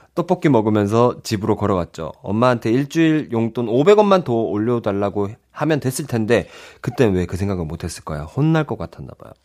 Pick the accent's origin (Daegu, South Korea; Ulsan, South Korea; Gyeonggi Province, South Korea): Ulsan, South Korea; 제 고향이 또 울산 아니겠습니까?